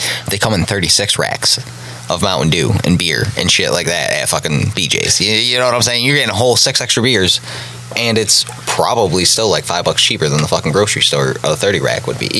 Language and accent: English; New York, United States; I live in New York. I don't know. Born and raised in New York.